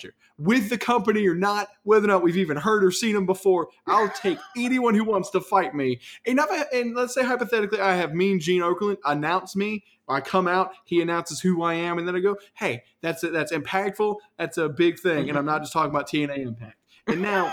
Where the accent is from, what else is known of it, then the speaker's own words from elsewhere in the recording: Atlanta, Georgia, United States; I was born in Atlanta